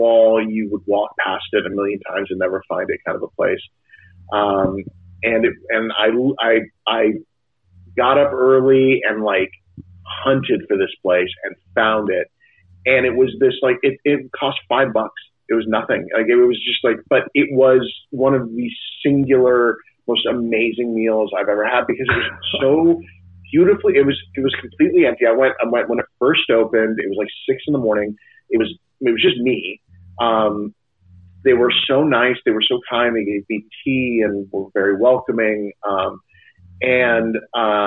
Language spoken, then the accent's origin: English; Los Gatos, California, United States; moved away; also born or lived in New York; I grew up in the Bay Area. So I grew up in Los Gatos, California, which is a suburb of San Jose